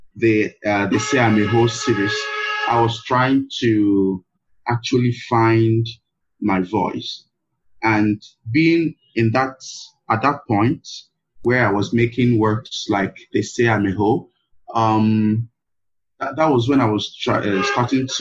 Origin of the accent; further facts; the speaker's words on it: Nigeria; my being a Black person, to my being a Nigerian, to my being an African